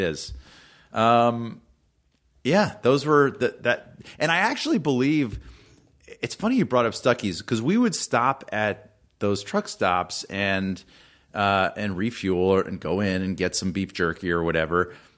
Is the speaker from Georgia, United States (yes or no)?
yes; Atlanta, Georgia, United States; I grew up in Atlanta, and my mom's family was in Nashville